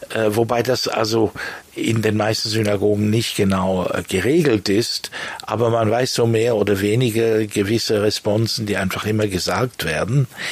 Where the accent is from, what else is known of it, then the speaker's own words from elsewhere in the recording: Bern, Switzerland; moved away as an adult; also born or lived in Lausanne / London / Germany / France; now in La Chaux-de-Fonds, Switzerland; Also ich bin in Lausanne geboren, in Bern aufgewachsen